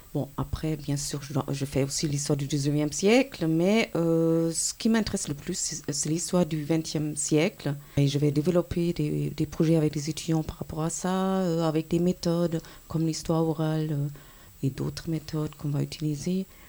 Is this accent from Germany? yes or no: yes; Germany; moved away as an adult; also born or lived in France; now in Switzerland; je suis allemande